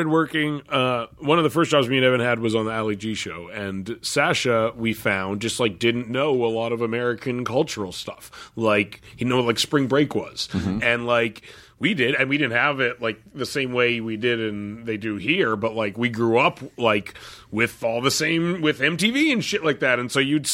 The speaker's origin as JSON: {"language": "English", "country": "Canada", "tie": "born or raised there", "said": "growing up in Canada"}